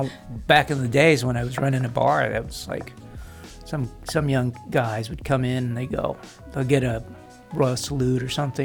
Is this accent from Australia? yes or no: no; Guam; But of course, I'm from Guam